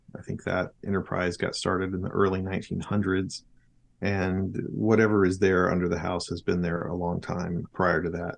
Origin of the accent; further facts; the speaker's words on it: South Arkansas, United States; also born or lived in middle Georgia; now in Georgia, United States; I grew up in South Arkansas in Polk Wood Country, paper mills in every small town